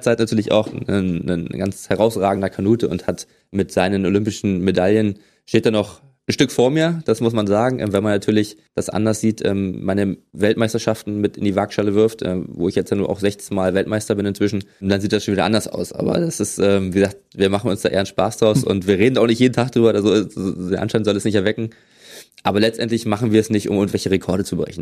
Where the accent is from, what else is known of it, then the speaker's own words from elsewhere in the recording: Berlin, Germany; moved away as an adult; now in Potsdam, Germany; Ich bin in ähm, West-Berlin geboren